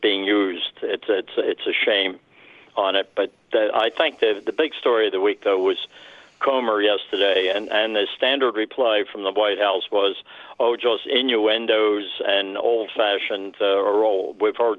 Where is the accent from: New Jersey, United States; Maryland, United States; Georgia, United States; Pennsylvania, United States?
Pennsylvania, United States; Chester; now in Washington area, United States; I grew up in Chester, Pennsylvania, which is right smack dab between Philly and Wilmington